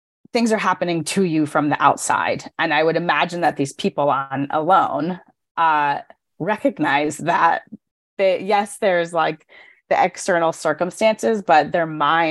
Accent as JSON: {"language": "English", "region": "Connecticut", "country": "United States", "said": "I'm from Connecticut in the United States, near New York City"}